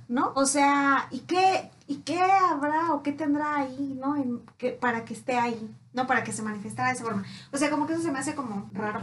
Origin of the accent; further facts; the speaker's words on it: Mexico; nosotros como, como cultura mexicana